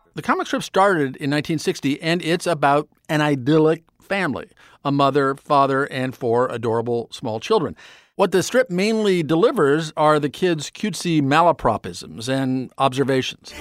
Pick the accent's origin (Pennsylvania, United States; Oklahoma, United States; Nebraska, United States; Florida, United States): Nebraska, United States; now in New York City, United States; I grew up in Nebraska